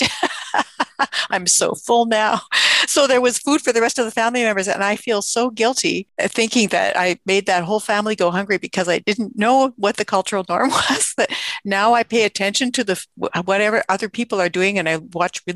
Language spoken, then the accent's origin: English; Canada; as a Canadian